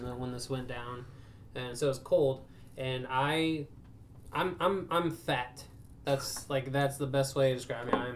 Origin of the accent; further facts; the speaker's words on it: the heart of Ohio, United States; I'm from the heart of Ohio